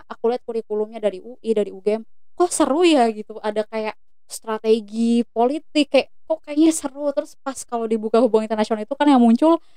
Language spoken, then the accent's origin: Indonesian; Palembang, South Sumatra, Indonesia; aku nih dari Palembang guys